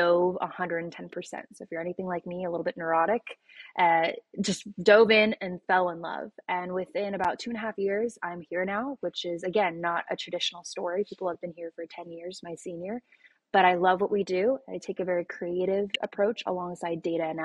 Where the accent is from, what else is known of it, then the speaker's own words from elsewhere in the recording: Los Angeles, California, United States; I'm actually from Los Angeles